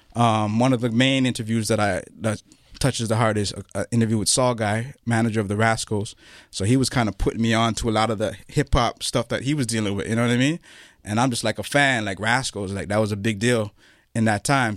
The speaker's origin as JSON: {"language": "English", "town": "Toronto", "region": "Ontario", "country": "Canada", "tie": "born or raised there", "said": "I grew up on Jane Street, Jane and Finn"}